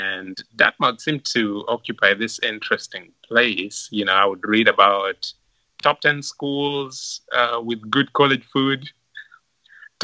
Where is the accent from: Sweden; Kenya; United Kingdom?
Kenya; Lwala, Migori County; moved away as an adult; now in Cleveland, United States; growing up in Loala